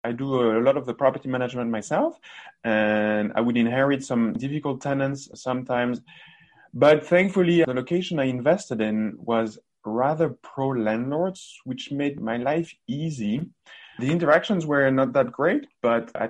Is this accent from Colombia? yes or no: no; France; moved away as an adult; also born or lived in Canada; now in Ontario, Canada; I'm originally from France and came to Northern America, to Canada to be precise, in 2007